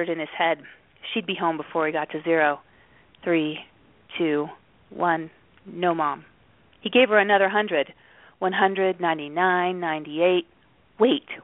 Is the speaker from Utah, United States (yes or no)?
yes; Salt Lake City, Utah, United States; I grew up in Salt Lake City